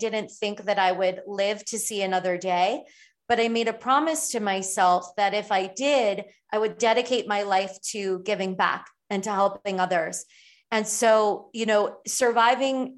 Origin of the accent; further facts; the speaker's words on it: Miami and Fort Lauderdale, South Florida, United States; where I grew up in South Florida, in Miami and Fort Lauderdale